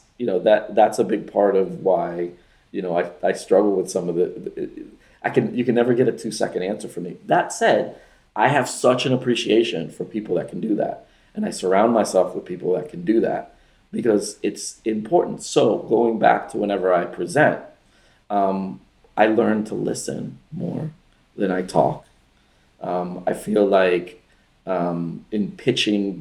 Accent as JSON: {"language": "English", "town": "Miami", "region": "Florida", "country": "United States", "tie": "born or raised there", "also_born_or_lived": "Venezuela", "said": "I was born in Venezuela, but I moved to Miami when I was 7"}